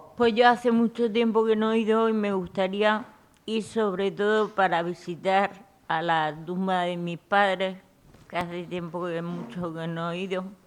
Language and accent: Spanish; Puerto Lumbrera, Region of Murcia, Spain; moved away; mi pueblo